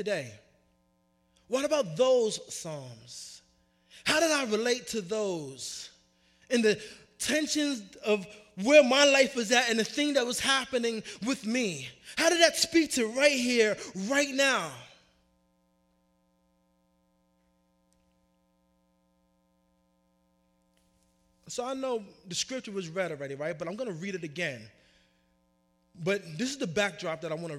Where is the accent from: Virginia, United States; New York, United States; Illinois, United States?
New York, United States; now in Arizona, United States; I grew up in New York